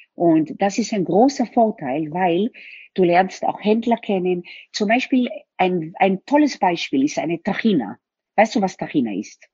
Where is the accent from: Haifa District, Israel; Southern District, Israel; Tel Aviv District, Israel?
Tel Aviv District, Israel; Tel Aviv; also born or lived in Germany; now in Vienna, Austria; Ich bin in Tel Aviv aufgewachsen. Meine Eltern sind dann nach Deutschland übersiedelt.